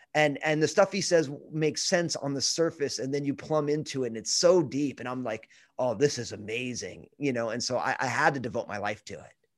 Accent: New Jersey, United States; moved away as an adult; also born or lived in Brooklyn, New York / Pacific Northwest / Northern California; I'm from New Jersey, uh, and the only reason I grew up in New Jersey was 'cause my parents

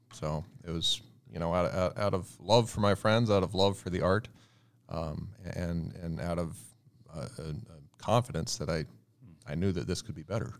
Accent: Virginia, United States; I grew up in a very, uh, rural area, uh, colonial area of Virginia

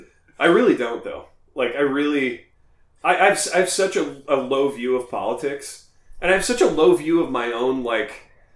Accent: Midwest, United States; as Midwesterners

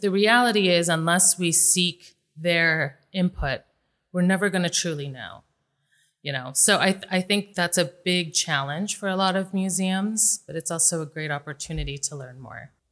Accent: Las Vegas, Nevada, United States; I was born and raised here in Vegas

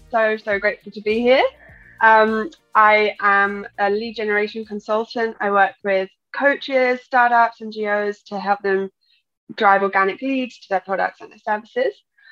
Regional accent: Brighton, South East England, United Kingdom; also born or lived in Spain; I'm English, and I grew up in Spain. So a bit of a mix there. But around Brighton area is where I say I'm from.

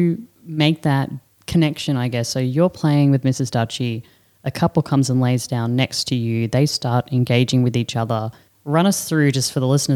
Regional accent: Australia; moved away; We're Australian

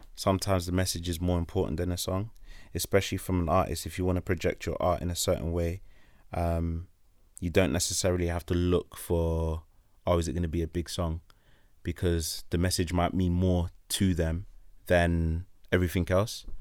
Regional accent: London, United Kingdom; we're from London

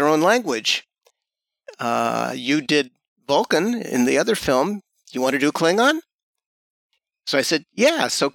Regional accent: Los Angeles, California, United States; I grew up in Los Angeles

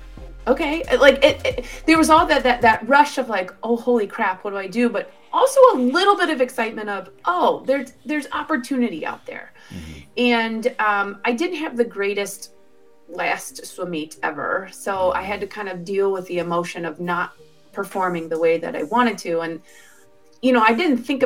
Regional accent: northern Kentucky, United States; also born or lived in Cincinnati; I actually grew up in northern Kentucky

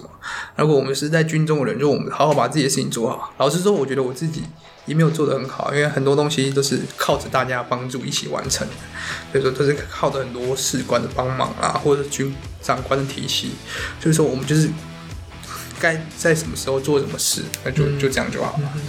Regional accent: Taiwan; 我们台湾算是一个两千三百万人嘛，

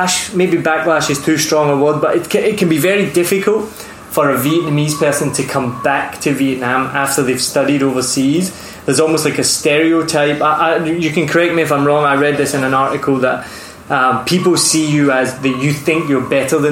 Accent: Scotland, United Kingdom; moved away; as a Scotsman

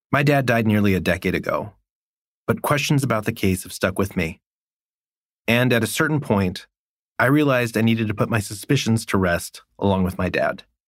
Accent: Stockton, California, United States; now in Brooklyn, United States; the place where this all started, my hometown

